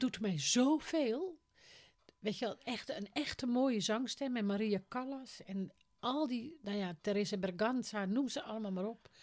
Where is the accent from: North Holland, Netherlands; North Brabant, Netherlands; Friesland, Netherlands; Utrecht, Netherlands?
North Holland, Netherlands; the top of; accent: West Frisian; moved away; Ik kwam natuurlijk uit de kop van Noord-Holland